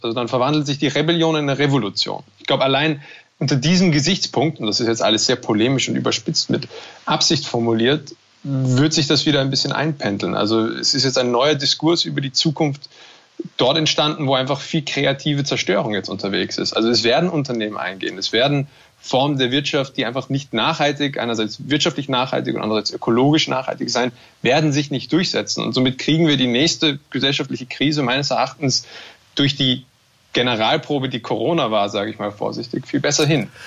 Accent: Germany; accent: German; now in Austria; diese Existenz als, als Deutscher oder jemand mit einem deutschen Akzent in Österreich

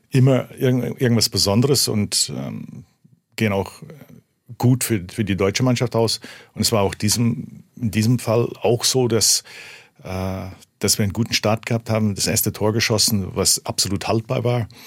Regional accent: Canada; now in Germany; so oder so konnte ich nicht verlieren. Ich komme ja aus Kanada.

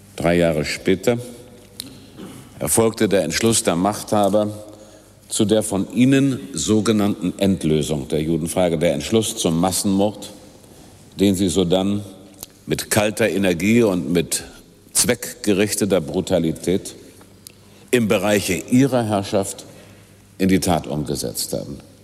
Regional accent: Germany

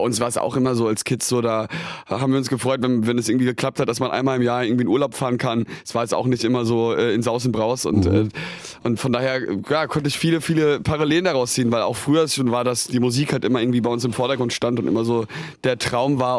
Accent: near Darmstadt, Hesse, Germany; also born or lived in Mainz; wir, sind hier geboren, aber sind dann äh, ja, 30 äh, Kilometer von hier groß geworden, aber in Hessen sitzen da in, bei Darmstadt in der Nähe

